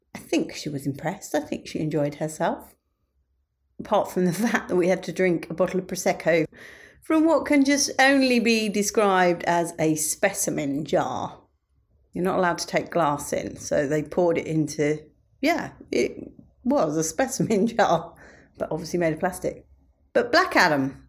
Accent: United Kingdom; me being British

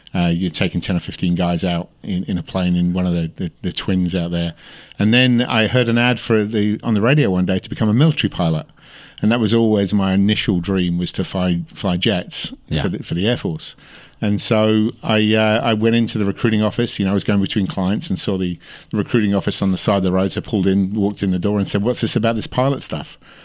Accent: Australia; Well, I went backwards and forwards to Great Britain over the years, but I came from Australia to here.

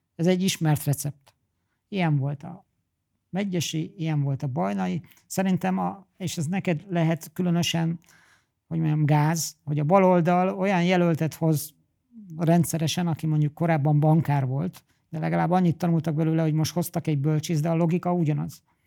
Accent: Hungary; Én oda mennék mint magyar Franciaországban

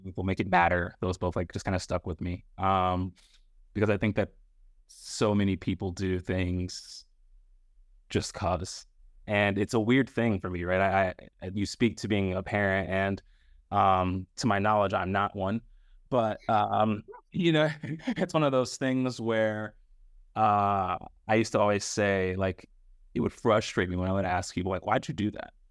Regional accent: Northeast Ohio, United States; Paige and I are both from the three three oh, so if people don't know that, we're both from Northeast Ohio

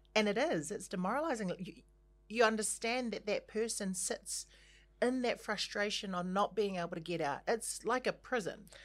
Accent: Christchurch, Canterbury, New Zealand; moved away; also born or lived in Auckland; I was born and raised in Christchurch

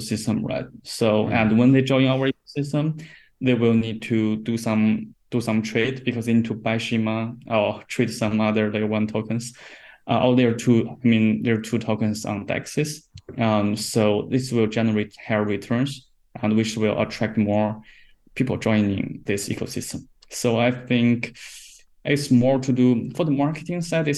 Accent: China; I'm from China

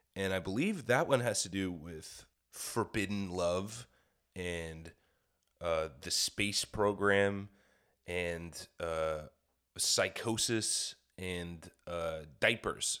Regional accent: Kansas, United States; moved away; I'm from the Midwest. I don't know any of this stuff. Fucking, I mean, I grew up in, in Kansas

